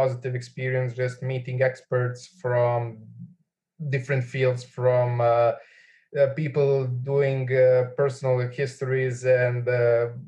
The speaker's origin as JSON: {"language": "English", "town": "Belgrade", "country": "Serbia", "said": "I'm from Belgrade."}